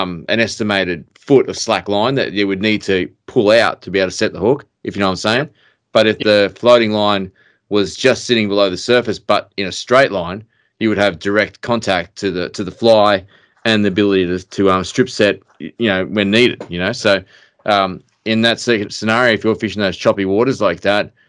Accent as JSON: {"language": "English", "region": "Queensland", "country": "Australia", "said": "I'm from Queensland"}